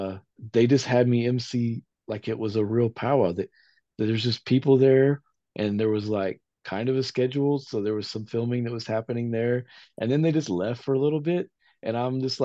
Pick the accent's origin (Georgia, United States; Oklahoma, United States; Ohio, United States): Oklahoma, United States; Tahlequah; I was born in Tahlequah, Oklahoma